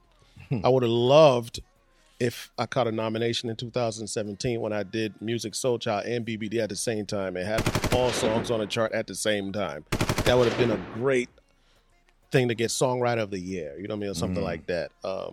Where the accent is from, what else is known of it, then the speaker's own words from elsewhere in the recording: Boston, Massachusetts, United States; also born or lived in Liberia; and I'm from West Africa, Liberia. I grew up in Boston, Mass, South End.